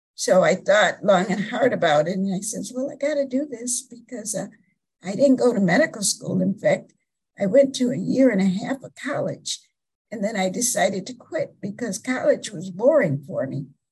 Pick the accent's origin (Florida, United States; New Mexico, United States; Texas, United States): Florida, United States; South; I grew up in the South, South Florida